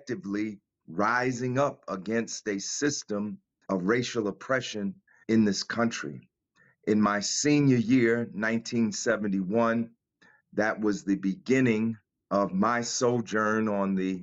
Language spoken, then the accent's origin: English; Newark, New Jersey, United States; I grew up in the Central Ward, which was literally in the heart of Newark.